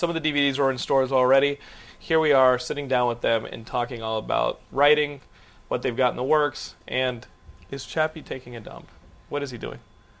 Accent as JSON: {"language": "English", "town": "Austin", "region": "Texas", "country": "United States", "tie": "born or raised there", "said": "growing up in Austin, Texas, there's two things that probably formed my comedy the most, and that's Talk Soup and MST3K."}